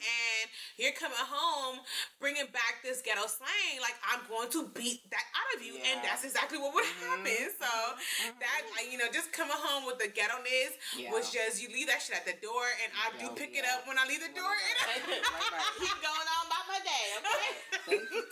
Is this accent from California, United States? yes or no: yes; Los Angeles, California, United States; we grew up in South Central LA, like in the hood